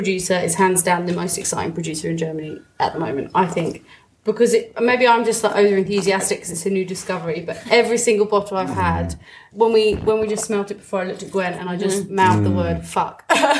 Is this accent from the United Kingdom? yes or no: yes; England, United Kingdom; said that for us because we're English